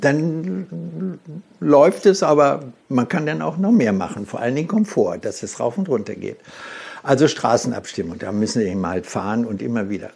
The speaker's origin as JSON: {"language": "German", "country": "Germany", "said": "bei uns in Deutschland"}